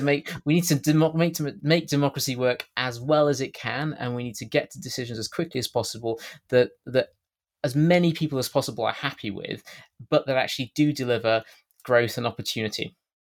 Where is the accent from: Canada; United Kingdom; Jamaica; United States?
United Kingdom; accent: British; my strange British accent